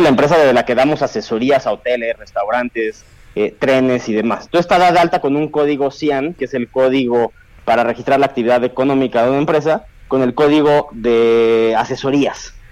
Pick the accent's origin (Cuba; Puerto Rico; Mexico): Mexico; como jóvenes mexicanos